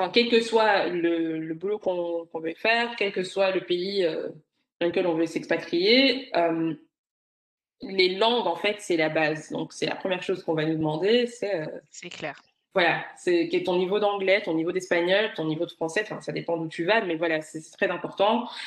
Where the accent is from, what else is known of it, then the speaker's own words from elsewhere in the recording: Rwanda; first language Kinyarwanda; French is a second language; Et puis après, bon, ma, langue, ma langue maternelle, qui est le kinyarwanda.